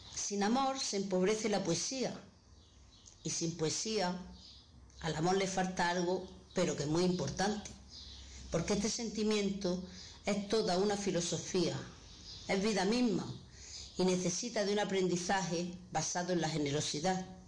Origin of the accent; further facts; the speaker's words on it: Granada, Andalusia, Spain; soy de Granada